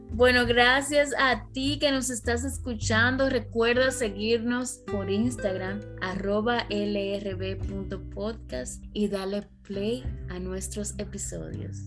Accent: Dominican Republic; moved away as an adult; also born or lived in Santo Domingo / England; now in United States; en RD, of course, porque somos de allá

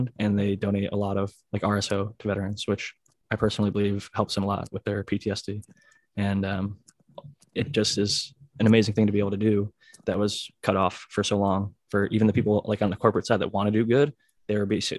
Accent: Ohio, United States; I'm from Ohio, and all my buddies in college just called me …

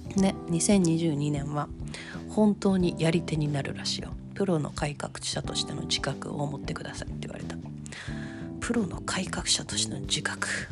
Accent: Kansai, Japan; accent: Kansai-ben

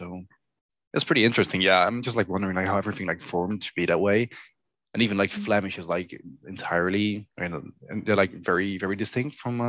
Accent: Zeeland, Netherlands; born or raised there; first language Dutch; English is a second language

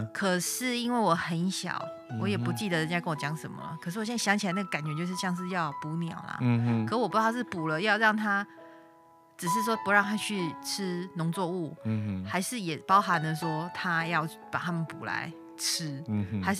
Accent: Tainan, Taiwan; 我们台南人嘛，就是咸滴咸滴，

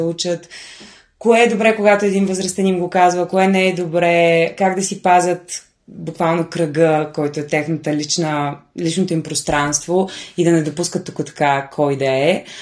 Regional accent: Bulgaria; now in Sofia, Bulgaria; аз съм от Сеноград.

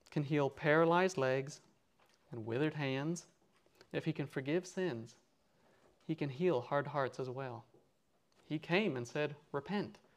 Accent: the South, United States; in America, I'm from the South, so we have what's called Southern hospitality.

